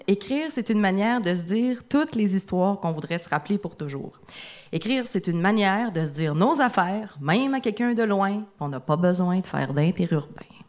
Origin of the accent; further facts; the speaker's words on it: Rouyn-Noranda, Quebec, Canada; dans, la ville où j'ai grandi, à Rwanda, il y avait un café littéraire par mois